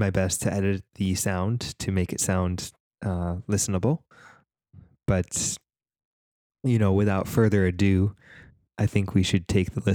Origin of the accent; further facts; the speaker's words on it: Canada; As a Canadian